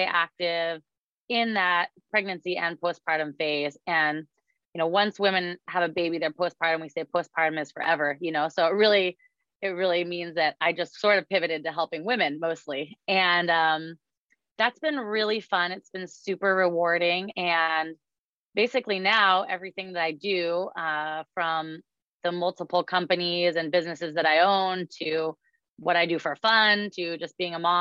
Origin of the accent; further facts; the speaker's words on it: Alaska, United States; now in Seattle, United States; I was born and raised in Alaska